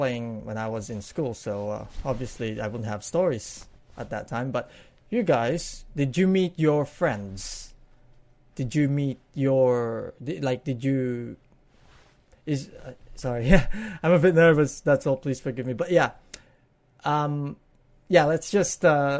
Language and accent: English; Pampanga, Central Luzon, Philippines; also born or lived in Taguig, Philippines; now in Australia; I was born in Taguig City, and a week later, me and the family moved to Pampanga